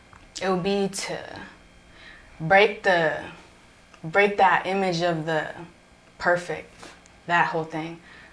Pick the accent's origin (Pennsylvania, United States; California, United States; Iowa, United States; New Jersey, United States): California, United States; Oakdale; also born or lived in Los Banos / Modesto / Houston; now in Riverbank, United States; I would say I'm from Oakdale though because that's where I lived the longest. So I would say I'm from Oakdale. Mm-hmm. Now I live Riverbank, so now I'm there, but I would say I'm from Oakdale.